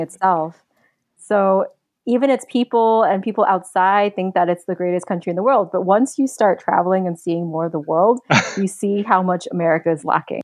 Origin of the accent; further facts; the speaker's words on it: New York City, New York, United States; moved away; I grew up in Queens